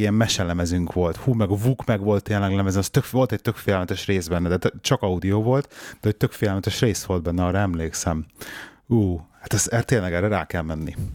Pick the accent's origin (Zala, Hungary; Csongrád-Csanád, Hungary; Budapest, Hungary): Budapest, Hungary; én meg ugye ilyen belvárosi bérházban nőttem föl